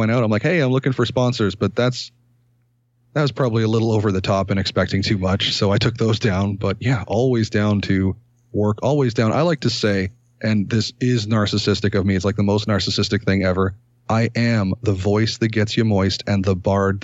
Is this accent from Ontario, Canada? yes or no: yes; Ontario, Canada; also born or lived in Toronto; a Canadian content creator